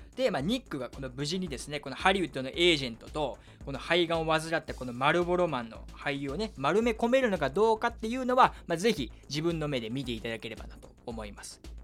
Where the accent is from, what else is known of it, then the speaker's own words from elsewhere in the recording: Kyushu, Japan; now in Tokyo, Japan; 僕の地元の九州